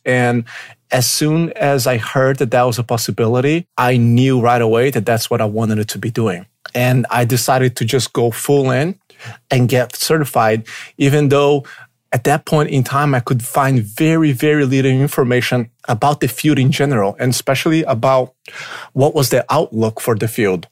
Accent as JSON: {"language": "English", "country": "Brazil", "tie": "born or raised there", "also_born_or_lived": "Pittsburgh, United States", "second_language": "English", "moved": "as an adult", "lives_now": "Chicago, United States", "said": "I was born in Brazil. I lived there for the first twenty years of my life before I moved to the United States in two thousand and five"}